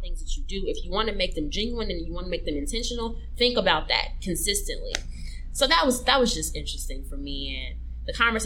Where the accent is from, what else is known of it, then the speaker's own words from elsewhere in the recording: United States; I'm from America